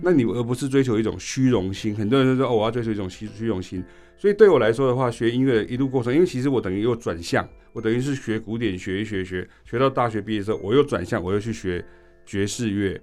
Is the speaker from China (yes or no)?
no; Chiayi County, Taiwan; 我是来自南部乡下，我是嘉义的一个乡下